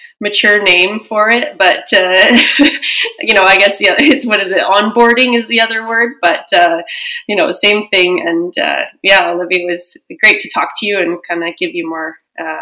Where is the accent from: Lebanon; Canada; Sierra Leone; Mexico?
Canada; Edmonton, Alberta; also born or lived in Vancouver; I grew up in Edmonton, born and raised